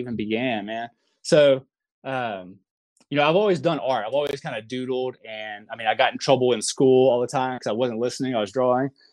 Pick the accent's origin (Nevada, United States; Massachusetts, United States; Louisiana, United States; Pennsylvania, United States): Louisiana, United States; moved away as an adult; now in Oklahoma City, United States; I live in Oklahoma City. Um, I'm originally from Louisiana.